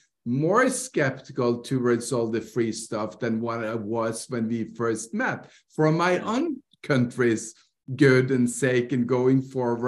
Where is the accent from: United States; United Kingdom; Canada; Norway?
Norway; I grew up in Norway.